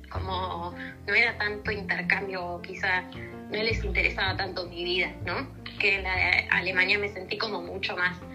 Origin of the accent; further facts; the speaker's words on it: Argentina; also born or lived in Vienna, Austria; digo, nosotros en Argentina, Uruguay tienes mucha relación con Europa, ¿no?